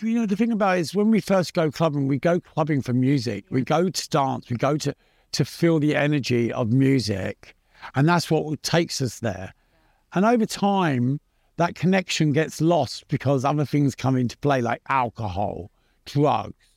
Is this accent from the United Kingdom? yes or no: yes; London, United Kingdom; also born or lived in Pimlico, London; I was born in Pimlico in London, and I grew up in Battersea, which was just over the bridge.